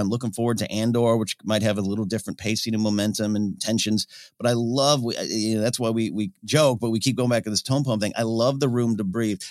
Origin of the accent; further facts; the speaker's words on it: Pismo Beach, California, United States; I grew up in Pismo Beach, I was playing on the sand dunes